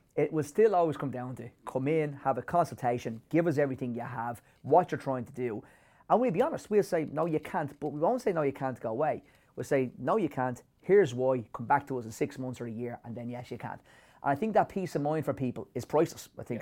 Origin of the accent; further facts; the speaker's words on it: Ireland; as Irish people